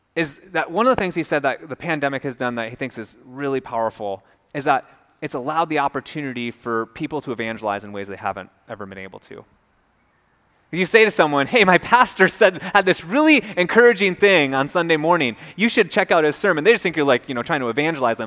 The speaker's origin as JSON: {"language": "English", "region": "Minnesota", "country": "United States", "also_born_or_lived": "North Carolina", "moved": "yes", "said": "I'm from Minnesota"}